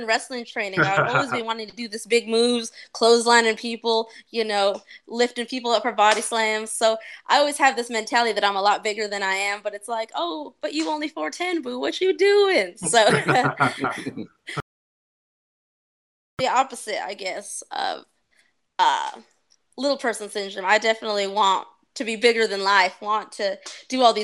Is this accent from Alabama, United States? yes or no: no; Albuquerque, New Mexico, United States; moved away as an adult; now in Davenport, United States; Born and raised in the Land of Enchantment, Breaking Bad area